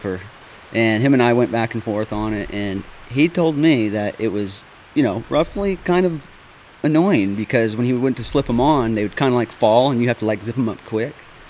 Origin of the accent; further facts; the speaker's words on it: Palmer, Alaska, United States; now in North Carolina, United States; up in Alaska, man, you know, I was born and raised in Palmer, Matsuboro, which is about 60 miles north of Anchorage. You know, I've lived throughout other little cities and stuff in between.